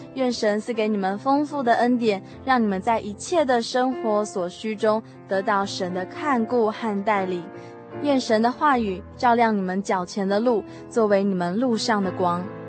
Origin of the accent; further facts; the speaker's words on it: Yonghe, New Taipei, Taiwan; 我们在大学毕业之后，我们就一起回到我们的故乡永和教会哦，并且我们在永和教会里面成立了一个属于我们自己的团契